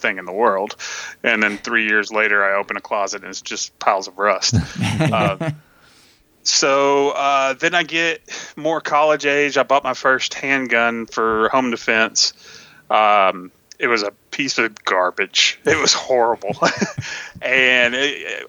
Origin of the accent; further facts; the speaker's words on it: Tennessee, United States; also born or lived in Texas; I was born in Texas and raised in Tennessee